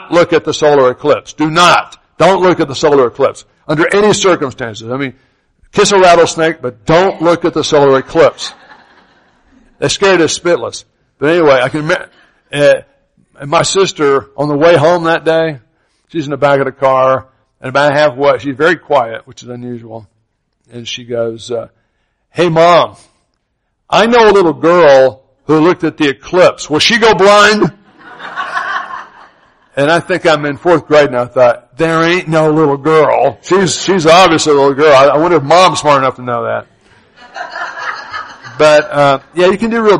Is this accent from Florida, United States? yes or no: yes; Opa-locka, Florida, United States; also born or lived in North Carolina; I grew up in Opa-locka, Florida, Miami, Florida